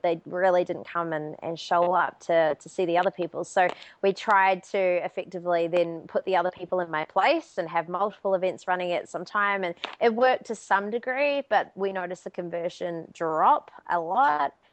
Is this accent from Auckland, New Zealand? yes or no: yes; Auckland, New Zealand; moved away; So I'm from Auckland, New Zealand originally.